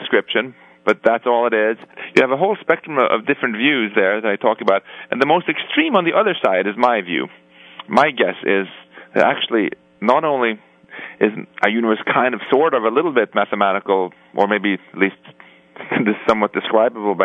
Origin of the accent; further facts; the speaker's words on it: Stockholm, Stockholm County, Sweden; moved away; my hometown of Stockholm